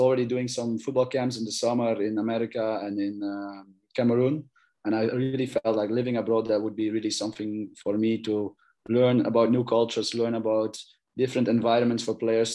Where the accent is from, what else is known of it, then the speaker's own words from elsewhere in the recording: Belgium; I'm born and raised in Belgium